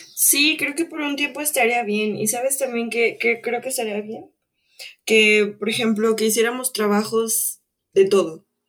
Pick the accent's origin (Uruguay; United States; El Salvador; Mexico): Mexico; nosotros como mexicanos